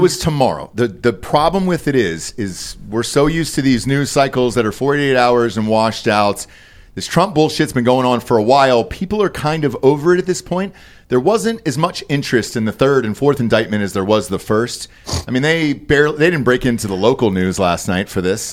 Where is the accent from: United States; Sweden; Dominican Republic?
United States; Atlanta, Georgia; moved away; I grew up in Fulton County